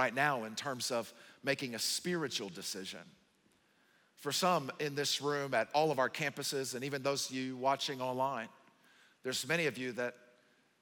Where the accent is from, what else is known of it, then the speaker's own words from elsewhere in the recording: the South, United States; moved away; I'm from the South